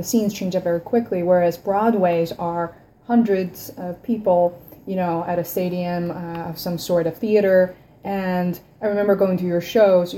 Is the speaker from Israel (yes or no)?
no; China; moved away; growing up in China